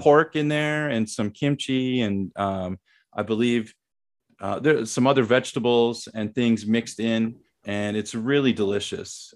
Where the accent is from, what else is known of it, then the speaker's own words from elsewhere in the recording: Saint Paul, Minnesota, United States; moved away as an adult; also born or lived in Thailand; now in South Korea; I grew up in Saint Paul, Minnesota, which is, uh, the capital of Minnesota.